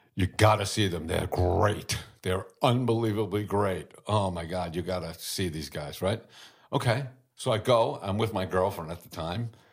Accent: New York City, New York, United States; I was born in Brooklyn

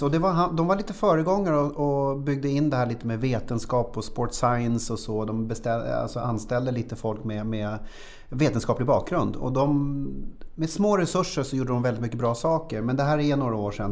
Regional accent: Tyresö, Stockholm County, Sweden; also born or lived in Östbergahöjden; jag föddes i Tyresö mm. så flyttade till Östbergahöjden under ja. några år. Sen flyttade vi tillbaka när jag gick i trean

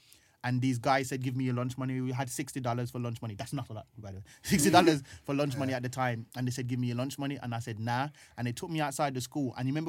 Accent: Birmingham, West Midlands, United Kingdom; moved away as an adult; now in London, United Kingdom; So I'm growing up in Brom trying to achieve these things, doing comedy and stuff like that, always having this dream. And then I've hit a ceiling in Brom, come to London

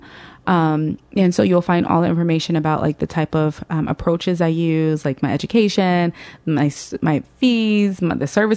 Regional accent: Atlanta, Georgia, United States; moved away; I grew up in Atlanta, actually.

